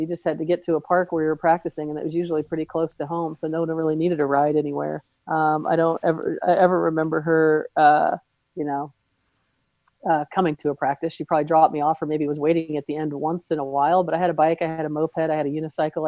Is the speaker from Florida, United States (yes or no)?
no; Southern California, United States; now in Seattle, United States; we grew up in Southern California the weather was nice enough year round